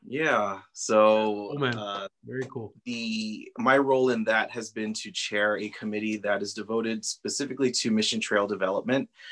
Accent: Socorro, Texas, United States; I'm originally from Socorro, yeah. so my family has been here for generations, right. um, and so we grew up uh, not far from the mission

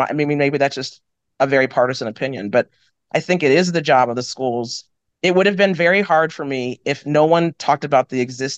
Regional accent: Frederick County, Maryland, United States; also born or lived in Winston-Salem, North Carolina / DC area; I was born in Winston-Salem, North Carolina. I grew up in outside of the DC area, then Western Maryland, which like Frederick County, Maryland

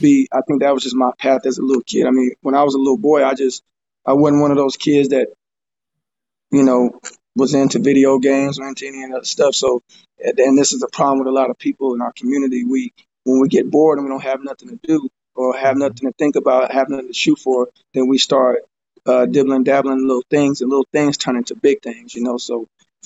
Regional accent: Fort Worth, Texas, United States; I'm from Fort Worth, Texas

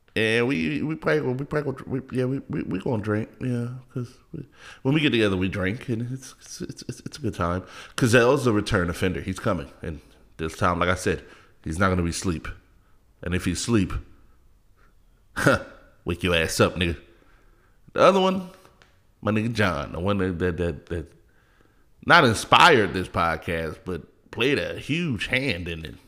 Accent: California, United States; I'm from Cali

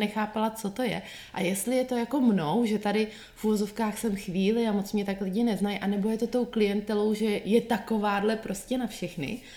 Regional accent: Czechia; now in Chicago, United States; z té české povahy

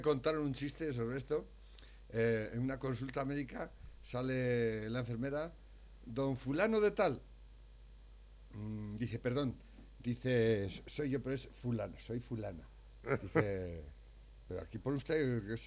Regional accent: Spain; nacimos en España y realmente no podemos ser otra cosa

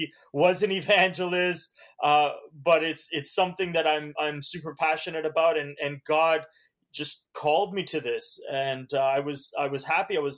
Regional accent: Southern Ontario near Toronto, Canada; first language Hungarian and Romanian; English is a second language; also born or lived in Romania / Alberta; now in Oregon, United States; grew up in Southern Ontario near Toronto

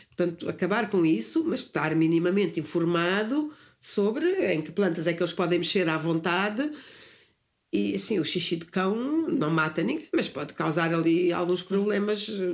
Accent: near Sintra, Lisbon, Portugal; moved away as an adult; also born or lived in London, United Kingdom; eu nasci no campo nasci ali perto de Sintra

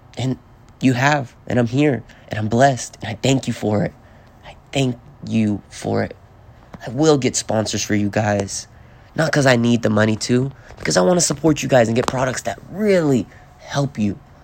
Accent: the South, United States; I'm fucking from the South, so I say y'all

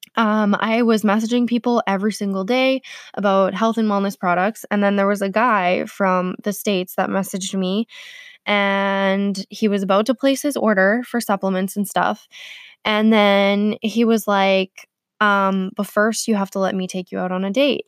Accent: Manitoba, Canada; So, I was born in Manitoba. Um, I'm a Canadian girl.

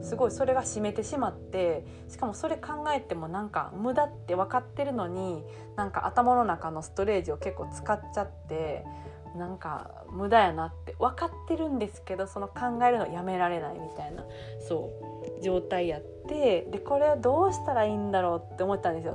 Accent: South Osaka, Japan; first language Japanese; 南大阪のあの悪のサラブレッド

